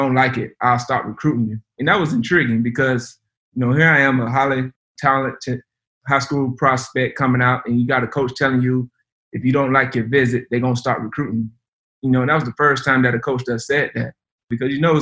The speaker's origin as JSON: {"language": "English", "town": "Lake Butler", "region": "Florida", "country": "United States", "tie": "born or raised there", "moved": "as an adult", "said": "my hometown of Lake Butler"}